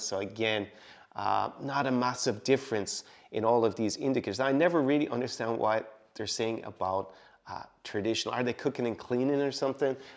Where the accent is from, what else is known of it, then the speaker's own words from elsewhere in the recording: Ireland; moved away; my home country, Ireland